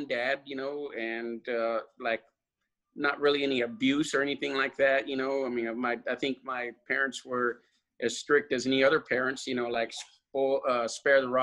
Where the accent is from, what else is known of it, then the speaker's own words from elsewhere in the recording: Lynwood, California, United States; I was from Linwood, right, which is right next to Compton and Watts.